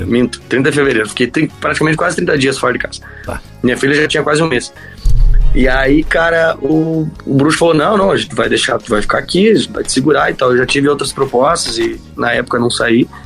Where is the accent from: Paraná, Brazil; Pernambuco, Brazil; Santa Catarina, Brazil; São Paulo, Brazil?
Santa Catarina, Brazil; Santa Cecília; Ah eu ia voltar para Santa Cecília, minha cidade natal, e ia ficar lá, ia estudar.